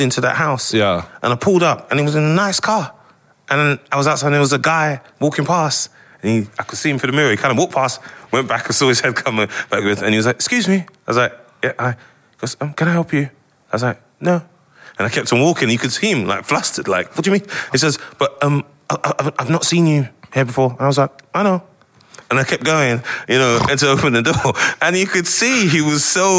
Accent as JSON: {"language": "English", "region": "London", "country": "United Kingdom", "tie": "born or raised there", "moved": "as an adult", "said": "I grew up in North London and Edmonton"}